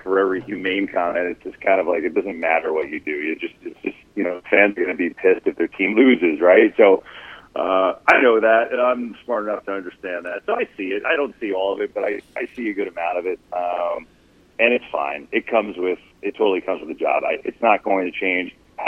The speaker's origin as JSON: {"language": "English", "region": "New Jersey", "country": "United States", "tie": "born or raised there", "said": "I grew up in North Jersey"}